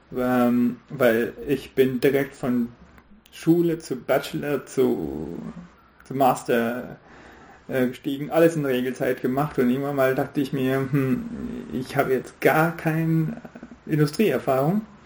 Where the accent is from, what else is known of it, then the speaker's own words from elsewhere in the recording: New Delhi, Delhi, India; German is a second language; moved away as an adult; also born or lived in Braunschweig; Ich bin in Neu-Delhi aufgewachsen